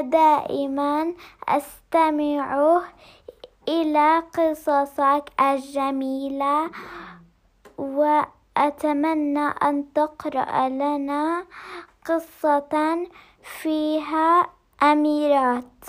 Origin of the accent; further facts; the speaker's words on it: Jordan; من الأردن